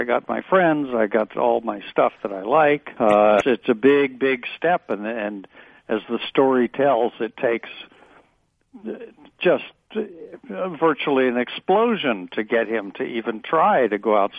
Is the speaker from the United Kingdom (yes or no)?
yes; England, United Kingdom; also born or lived in Alabama, United States; No, you know, I grew up in England and in Alabama, really different places.